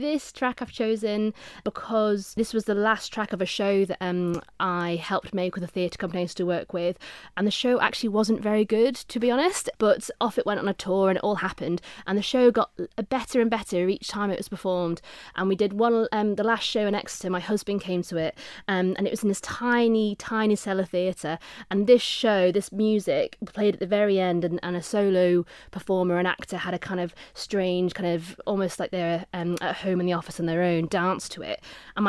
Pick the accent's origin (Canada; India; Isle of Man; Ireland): Isle of Man; Onchan; also born or lived in Regaby; So I was in Onchan and then went to Ramsey Grammar School, so moved to the north, was at Ramsey Grammar, lived in the north of the island in Regaby, which is in between Ramsey and Andreas